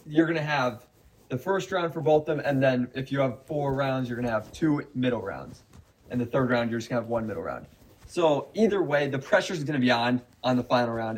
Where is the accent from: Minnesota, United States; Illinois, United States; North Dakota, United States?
Minnesota, United States; especially being a Minnesotan